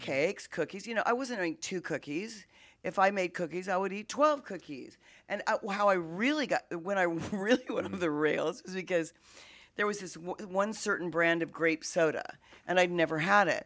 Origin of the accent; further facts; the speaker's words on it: Wichita, Kansas, United States; I come from Wichita, Kansas